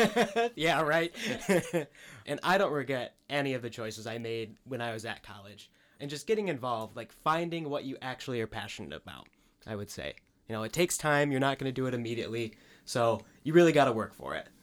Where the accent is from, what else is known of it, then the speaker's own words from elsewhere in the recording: Parchment, Michigan, United States; I grew up in Parchment